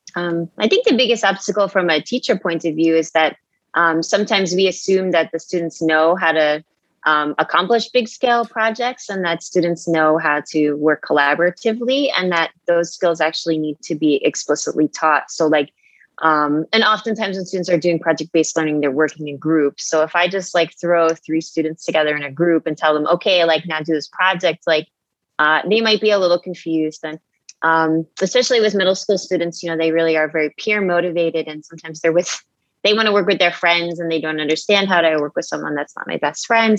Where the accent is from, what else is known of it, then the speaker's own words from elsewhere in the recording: Long Island, New York, United States; now in New Delhi, India; I'm from Long Island